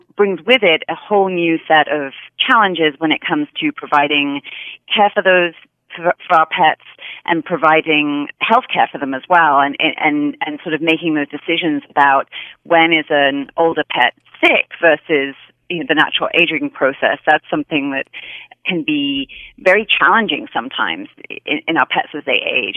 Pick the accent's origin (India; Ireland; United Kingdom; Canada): United Kingdom; Hereford, West Midlands; moved away as an adult; also born or lived in London; now in United States; I grew up in a small um, town called Hereford, which is in England, and it's right on the, the Welsh border